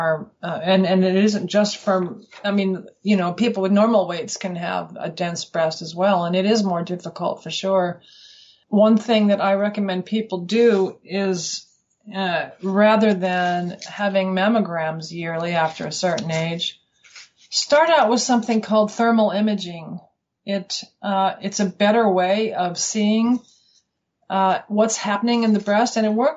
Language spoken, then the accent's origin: English; Colorado, United States; moved away as an adult; now in Western Australia, Australia